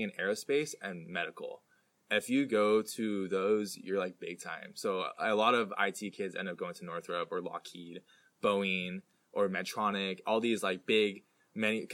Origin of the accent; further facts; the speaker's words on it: the Bay Area, California, United States; I'm from the Bay Area